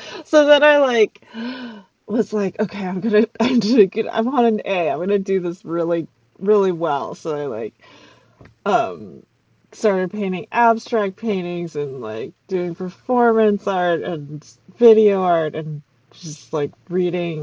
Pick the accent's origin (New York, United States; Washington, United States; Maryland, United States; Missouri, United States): Maryland, United States; Rockville; I grew up in Rockville, Maryland.